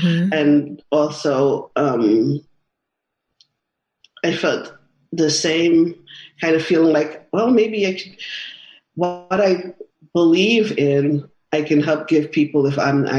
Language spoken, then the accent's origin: English; New York, United States; also born or lived in Manhattan; because I'm a New Yorker diehard